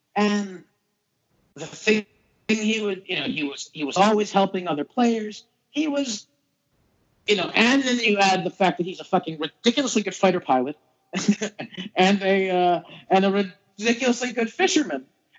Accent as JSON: {"language": "English", "town": "Boston", "region": "Massachusetts", "country": "United States", "tie": "born or raised there", "said": "growing up in Boston with my dad"}